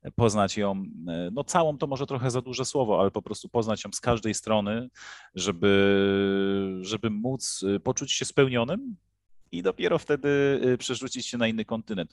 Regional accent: Poland; moved away as an adult; now in Egypt; w naszym kraju

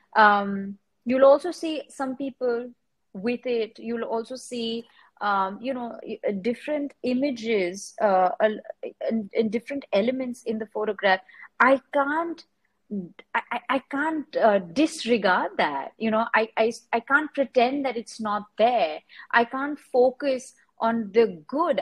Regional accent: Mumbai, Maharashtra, India; I grew up in Bombay, I was born here.

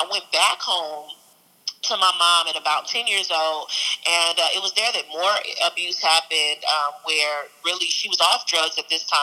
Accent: East St. Louis, Illinois, United States; also born or lived in England / Tucson, Arizona; And I'm um, from um, East St. Louis. I say that, but I lived actually prior in, uh, I was born in Louisiana, and we went to the military. We lived in England uh, until I was mm-hmm. about seven, and then we moved to. Uh, to Phoenix or Tucson, Arizona

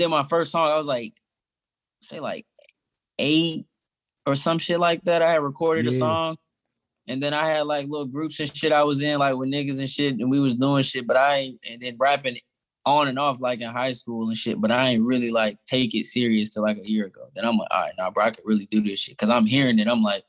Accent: Atlanta, Georgia, United States; moved away as an adult; now in Pittsburgh, United States; I'm from Atlanta

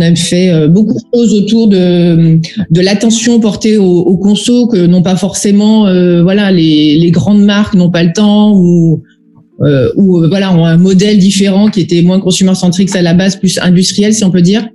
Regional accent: Auvergne-Rhône-Alpes, France; je suis originaire d'Auvergne

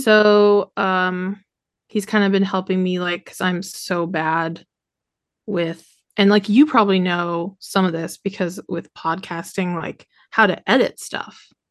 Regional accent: Indiana, United States; now in Shreveport, United States; I'm from Indiana

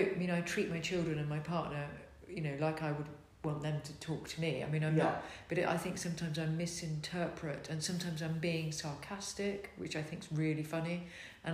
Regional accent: Netherlands; first language Dutch and English (bilingual); moved away; I grew up in Holland, so my language, the way I communicate is very much like how a Dutch person would communicate.

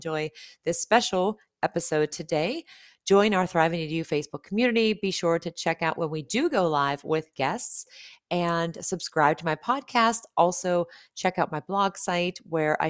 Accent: Pittsburgh area, Pennsylvania, United States; my hometown.

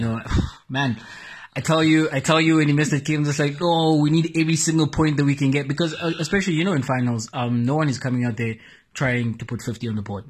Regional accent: South Africa; as a South African nation

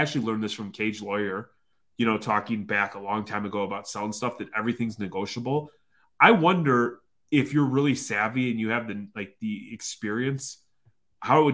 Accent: Chicago, Illinois, United States; growing up in Chicago in like the early 90s

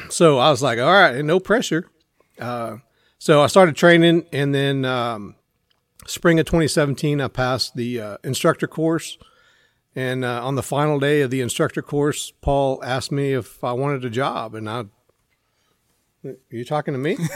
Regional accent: Central Texas, United States; also born or lived in Temple, Texas; I grew up in Central Texas

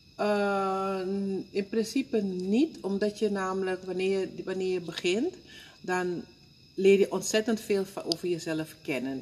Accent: Suriname; moved away; ik kom uit Suriname

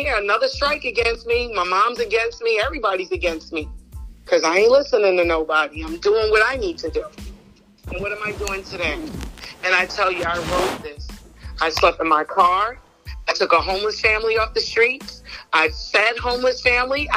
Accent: New York, United States; now in Georgia, United States; I'm from New York

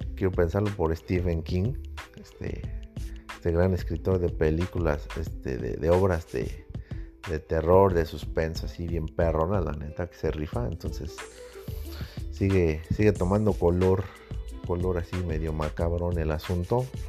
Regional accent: Mexico; México, en mi país

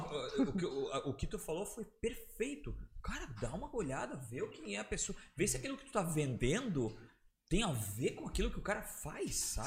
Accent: Blumenau, Santa Catarina, Brazil; sou de Blumenau

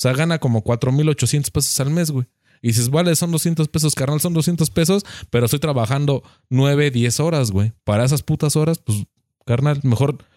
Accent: Mexico

